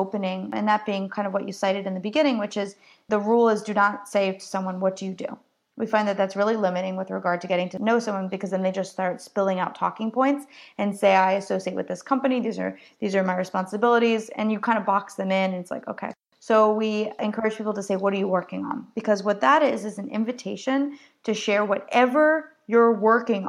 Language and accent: English; New Jersey, United States; I'm from New Jersey, so I'm kind of an edge